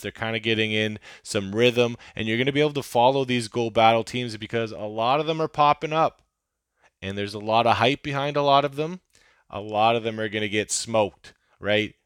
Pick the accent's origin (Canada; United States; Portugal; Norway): Canada; I'm a Canadian